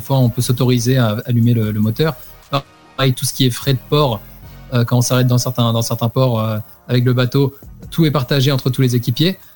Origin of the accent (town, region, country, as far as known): France